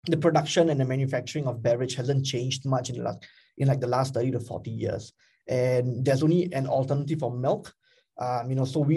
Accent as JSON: {"language": "English", "country": "Singapore", "said": "I am Singaporean as well"}